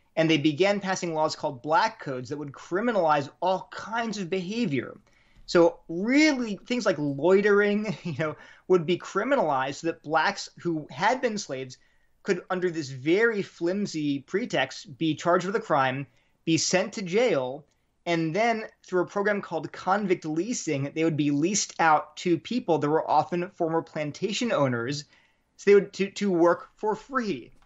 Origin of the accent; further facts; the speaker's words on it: Delaware, United States; also born or lived in New Haven, Connecticut / Berkeley, California; now in Durham, United States; I grew up in Delaware